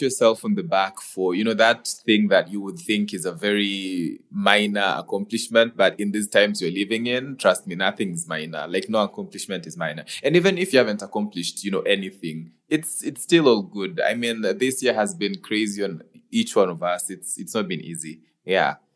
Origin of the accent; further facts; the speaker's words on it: Kenya; I being a Kenyan